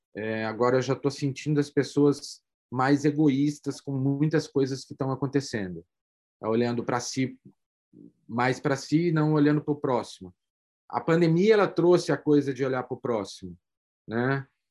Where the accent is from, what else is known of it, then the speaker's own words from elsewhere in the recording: Brazil; como brasileiro